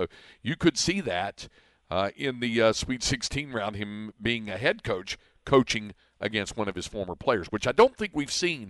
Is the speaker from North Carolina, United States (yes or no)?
yes; Greensboro, North Carolina, United States; my hometown of Greensboro